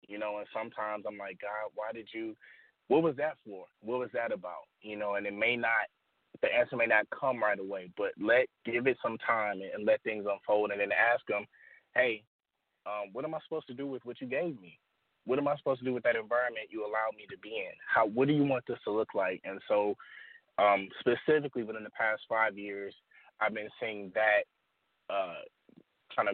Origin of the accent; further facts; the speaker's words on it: Detroit, Michigan, United States; I was born and raised here in Detroit, Michigan.